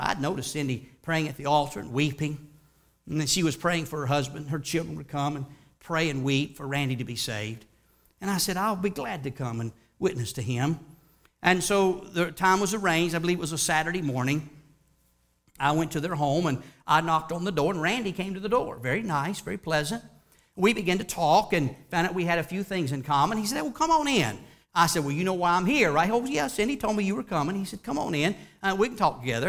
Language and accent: English; Charlotte, North Carolina, United States; I grew up in Charlotte, North Carolina